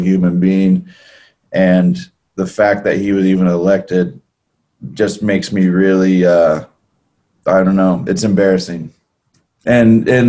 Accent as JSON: {"language": "English", "region": "California", "country": "United States", "tie": "born or raised there", "said": "growing up in California"}